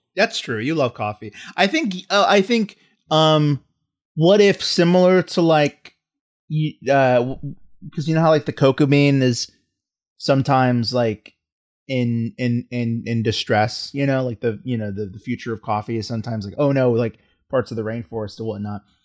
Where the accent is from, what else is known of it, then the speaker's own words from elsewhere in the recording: Texas, United States; I'm from the South. I'm from Texas